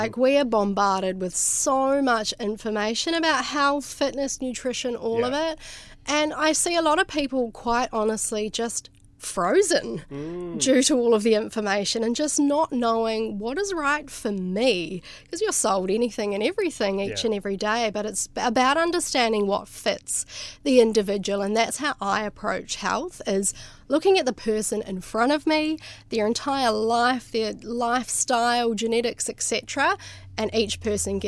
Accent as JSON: {"language": "English", "region": "Nelson", "country": "New Zealand", "tie": "born or raised there", "said": "where I grew up in New Zealand, it's the place is called Nelson"}